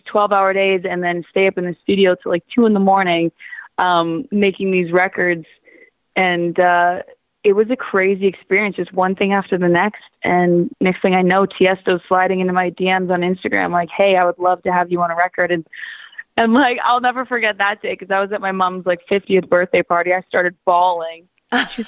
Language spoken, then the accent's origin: English; Waterloo, Ontario, Canada; now in Toronto, Canada; I'm originally from Waterloo, which is about an hour west of Toronto.